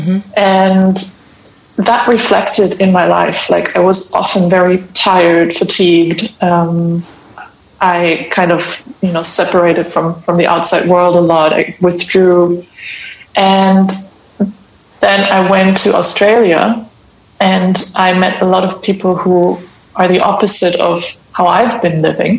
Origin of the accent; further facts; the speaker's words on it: Hamburg, Germany; I am from Hamburg in Germany